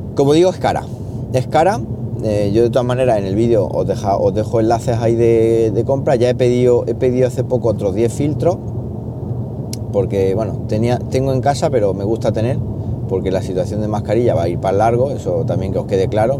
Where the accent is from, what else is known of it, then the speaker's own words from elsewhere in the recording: Siles, Andalusia, Spain; moved away as an adult; now in Linares, Spain; de Siles, de mi pueblo